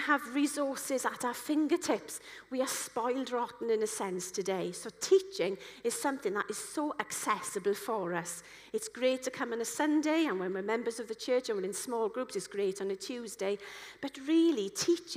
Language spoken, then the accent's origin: English; Wales, United Kingdom; I'm a Welsh person